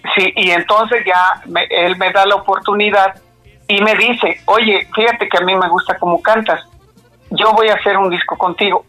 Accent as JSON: {"language": "Spanish", "area": "San Simón de Guerrero", "region": "State of Mexico", "country": "Mexico", "tie": "born or raised there", "also_born_or_lived": "Valle de Bravo / Naucalpan de Juárez", "said": "Nací en San Simón de Guerrero, Estado de México, y a mucha honra, porque no importa dónde nací, lo que importa es que soy de México"}